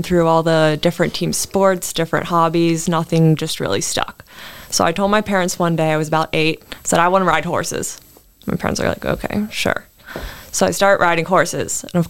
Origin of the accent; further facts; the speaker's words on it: Maryland, United States; moved away; I'm from Maryland.